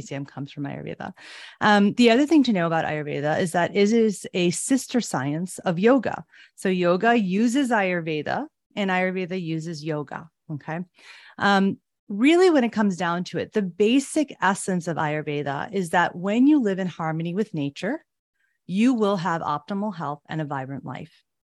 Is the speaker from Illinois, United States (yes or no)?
yes; Chicago, Illinois, United States; I was born and raised in Chicago